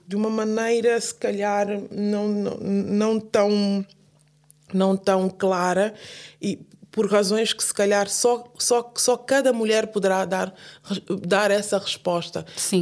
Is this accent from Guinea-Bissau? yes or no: yes; Guinea-Bissau; now in Portugal; no caso específico da minha Guiné